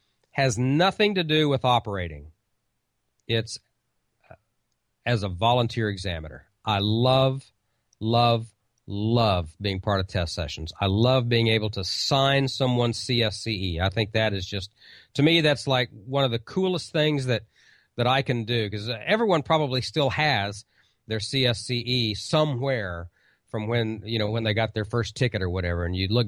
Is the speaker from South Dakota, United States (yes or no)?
no; Oklahoma, United States; I'm like, well, I'm from Oklahoma.